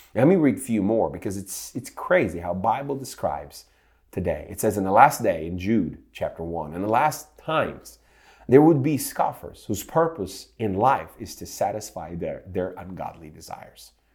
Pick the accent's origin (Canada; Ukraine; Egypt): Ukraine; now in Santa Rosa Beach, United States; I grew up in Ukraine, and in nineteen eighties, I was a child of eighties